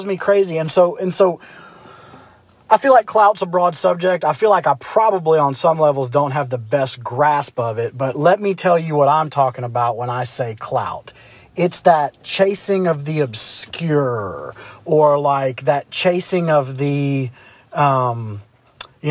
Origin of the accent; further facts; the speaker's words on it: Memphis, Tennessee, United States; I'm from Memphis